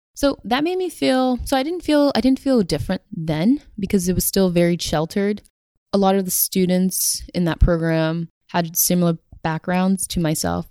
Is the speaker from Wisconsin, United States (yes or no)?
no; Somerville, Massachusetts, United States; I grew up in Somerville, and Somerville is the city right next to Cambridge.